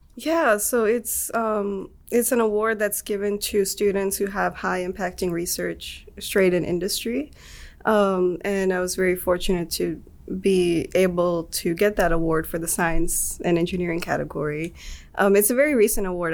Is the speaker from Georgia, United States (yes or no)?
yes; Atlanta, Georgia, United States; moved away as an adult; now in Auburn, United States; I am from Atlanta. Okay. Um, grew up there.